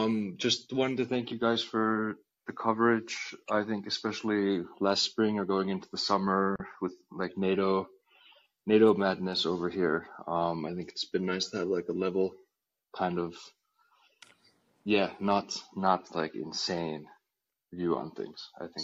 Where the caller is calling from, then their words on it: Helsinki, Uusimaa, Finland; I'm calling in from Helsinki